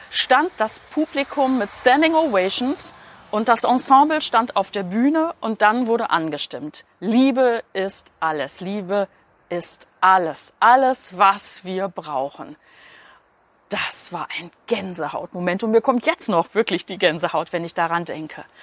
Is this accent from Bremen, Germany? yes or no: no; Berlin, Germany; Das kommt daher, weil ich vor kurzem in Berlin war. Ich habe meiner Freundin Bärbel meine Heimatstadt gezeigt.